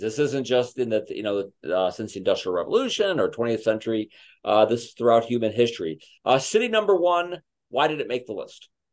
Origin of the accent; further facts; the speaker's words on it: Chicago, Illinois, United States; I'm from Chicago.